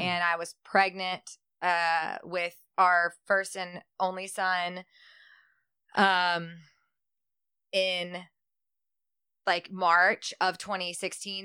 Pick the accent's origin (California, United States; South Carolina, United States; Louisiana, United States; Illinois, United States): Louisiana, United States; Shreveport; I was born also born in Shreveport.